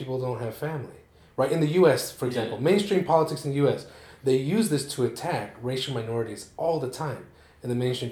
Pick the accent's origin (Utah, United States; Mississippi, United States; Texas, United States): Utah, United States; Salt Lake City; where I grew up in Rose Park